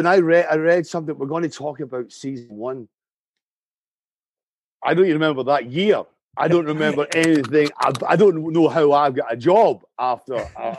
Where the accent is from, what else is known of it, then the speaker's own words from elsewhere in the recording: Canada; I live in the woods, man. I'm Canadian.